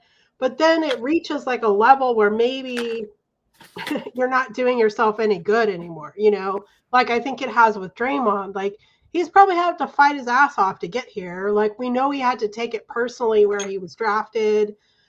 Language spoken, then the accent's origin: English; California, United States; I'm from California